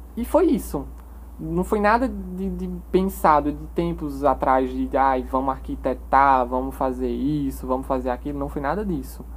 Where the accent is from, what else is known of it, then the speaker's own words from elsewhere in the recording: Cubati, Paraíba, Brazil; moved away as an adult; also born or lived in Campina Grande; now in João Pessoa, Brazil; Nasci em Campina Grande, porém minha vida toda eu morei em Cubati, uma cidadezinha lá do interior da Paraíba